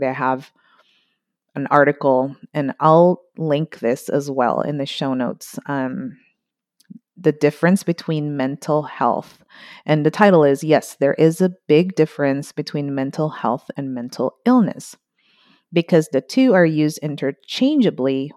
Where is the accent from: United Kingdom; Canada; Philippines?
Philippines; moved away; also born or lived in United States; my home country, Philippines